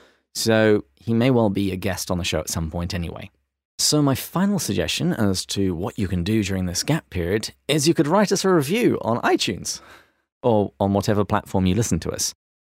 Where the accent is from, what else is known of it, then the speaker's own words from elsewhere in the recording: Australia; accent: Australian; I hate it when people try and mimic my accent, so I'm just going to pay this forward.